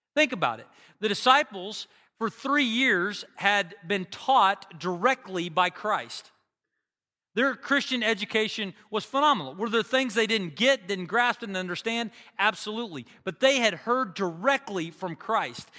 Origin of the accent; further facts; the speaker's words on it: Bartlesville, Oklahoma, United States; Bartlesville, which is my hometown